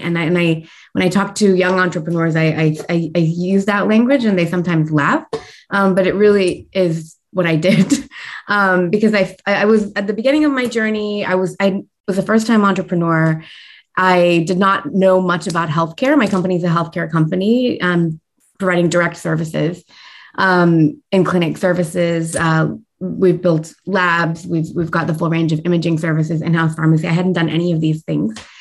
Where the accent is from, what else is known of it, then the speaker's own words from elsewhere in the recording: United States; I was born and raised in the United States